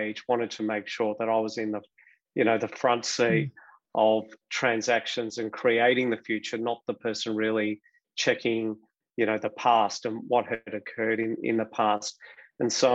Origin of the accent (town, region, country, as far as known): Melbourne, Victoria, Australia; born or raised there